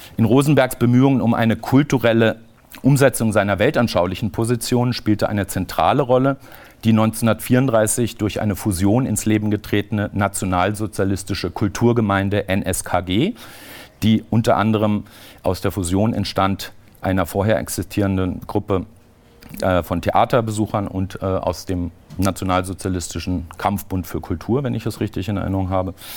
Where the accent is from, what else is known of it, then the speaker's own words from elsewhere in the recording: Southern Germany, Germany; in Süddeutschland, wo ich aufgewachsen bin